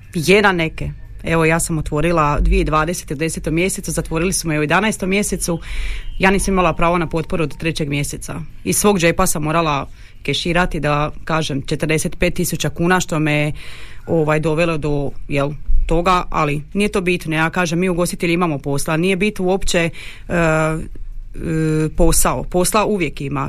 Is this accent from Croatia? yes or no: yes; Đakovo, Osijek-Baranja County, Croatia; mi smo Slavoni, ali mi Đakovo grad koda je odvojen od tog svijeta